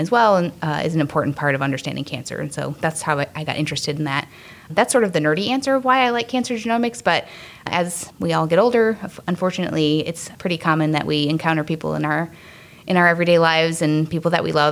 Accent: Wisconsin, United States; I grew up in Wisconsin

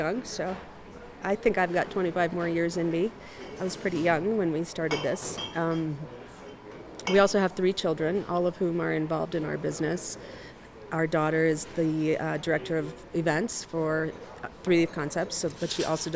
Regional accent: United States; as an American woman

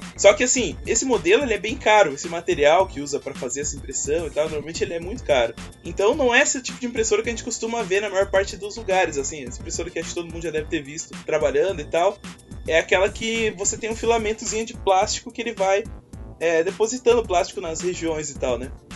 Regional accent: Curitiba, Paraná, Brazil; sou curitibano

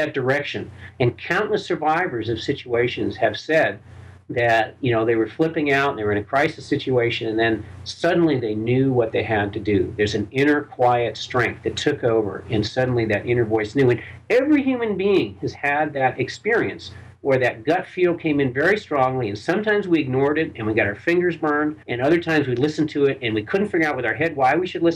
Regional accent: Burlington, Vermont, United States; I was born and raised Jewish in Burlington, Vermont

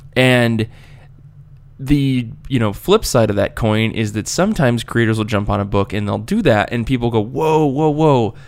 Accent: United States; accent: American; my terrible American accent

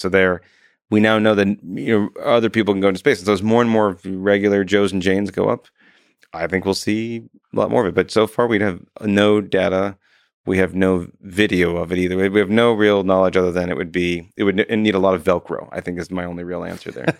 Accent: Wisconsin, United States; moved away; I'm from Wisconsin originally, but we have this big nasally tone

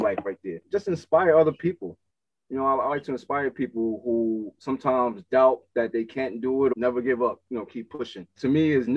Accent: Newark, New Jersey, United States; I'm from Newark, New Jersey, and I've been producing for about almost 20 years

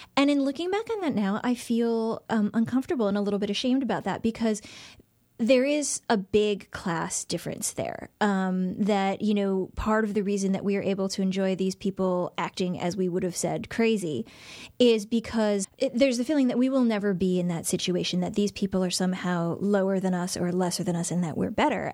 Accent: Shaker Heights, Ohio, United States; moved away as an adult; Shaker Heights, which is my hometown. Um, it's where I lived from about age ten until I went away to college.

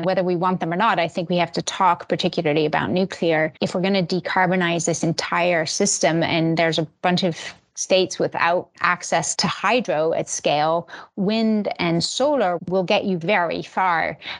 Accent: Switzerland; born there; also born or lived in Finland / Belgium / Italy; I was born in Switzerland and then bumped around Europe for ages. So I've lived in Finland, Belgium, Switzerland, and Italy.

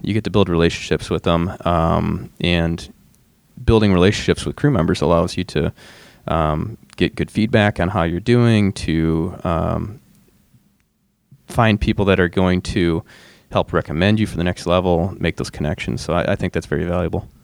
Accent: Michigan, United States; now in Minnesota, United States; I'm from Michigan

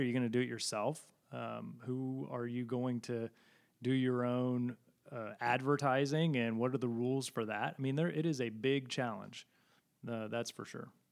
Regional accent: Missouri City, Texas, United States; also born or lived in Massachusetts / Parker County, Texas; I was raised in Missouri City, Texas, just southwest of Houston

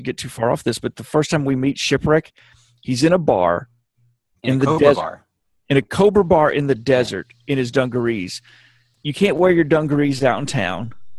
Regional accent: Alabama, United States; I'm from Alabama.

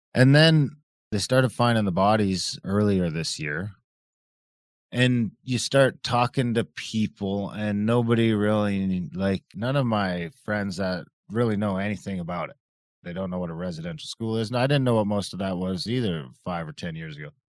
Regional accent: Ontario, Canada; I grew up off reserve in Ontario

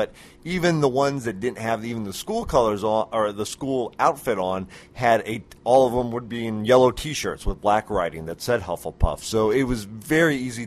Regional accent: Phoenix, Arizona, United States; Phoenix. really? So am I.

